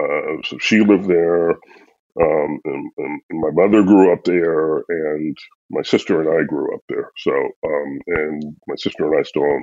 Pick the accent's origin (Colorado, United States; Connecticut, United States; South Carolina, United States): South Carolina, United States; Orangeburg; I grew up in Orangeburg